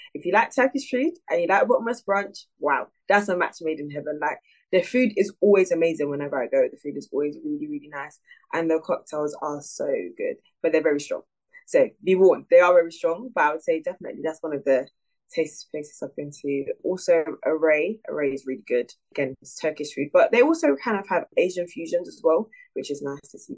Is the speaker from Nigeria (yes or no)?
yes; Nigeria; I'm Nigerian